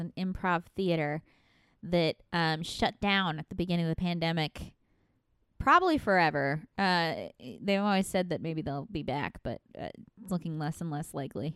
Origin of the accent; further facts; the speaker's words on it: Midwest, United States; moved away; I'm a Midwesterner